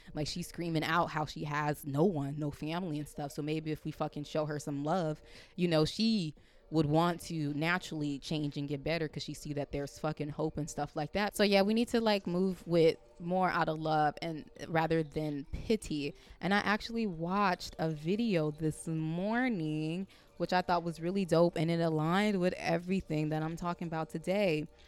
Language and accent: English; California, United States; moved away; I'm from Cali